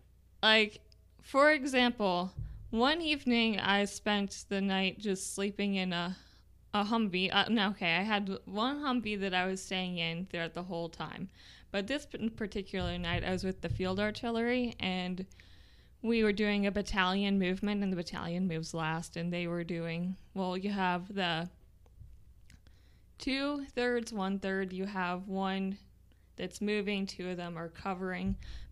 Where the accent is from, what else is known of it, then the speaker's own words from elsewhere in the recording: Nebraska, United States; also born or lived in Texas / Iowa; I grew up between, I was born in Texas, and then we moved to Iowa, and then we moved to Nebraska.